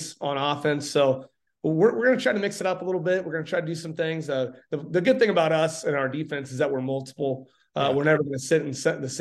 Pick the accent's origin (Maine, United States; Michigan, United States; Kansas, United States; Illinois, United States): Kansas, United States; Salina; I grew up in Salina, so I've never really lived in a small town